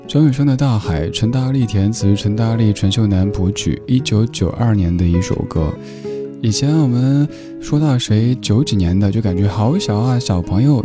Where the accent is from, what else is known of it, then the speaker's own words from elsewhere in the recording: Chengdu, Sichuan, China; now in Beijing, China; 我家乡成都